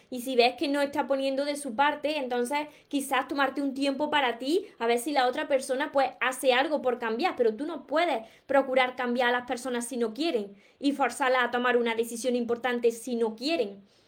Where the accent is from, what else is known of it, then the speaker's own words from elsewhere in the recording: Córdoba, Andalusia, Spain; soy de Córdoba, por mi acento